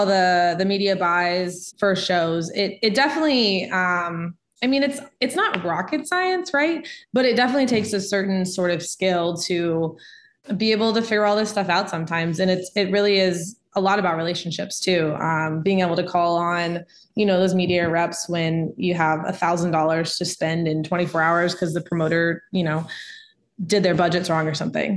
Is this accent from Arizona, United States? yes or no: no; Dallas, Texas, United States; moved away as an adult; now in Tulsa, United States; I grew up in Dallas, and I still have a lot of family in Dallas